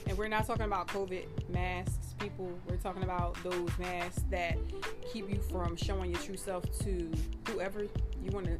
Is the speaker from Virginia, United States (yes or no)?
no; Philadelphia, Pennsylvania, United States; I'm from Philly